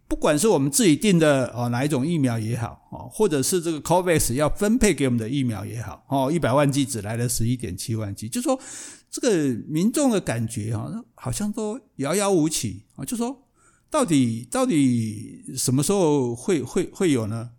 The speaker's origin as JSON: {"language": "Chinese", "country": "Taiwan", "said": "我们台湾"}